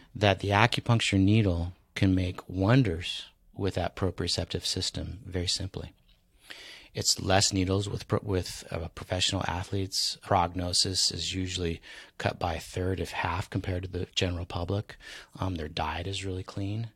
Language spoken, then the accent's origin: English; San Diego, California, United States; also born or lived in Maui; San Diego, my hometown